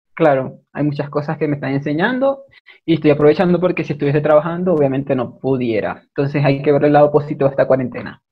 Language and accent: Spanish; Maracaibo, Zulia, Venezuela; accent: maracucho; moved away as an adult; now in Ecuador; soy de Maracaibo